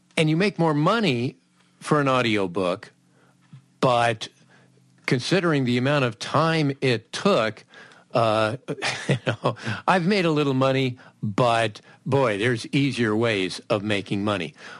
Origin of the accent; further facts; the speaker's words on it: Southern California, United States; growing up in Southern California.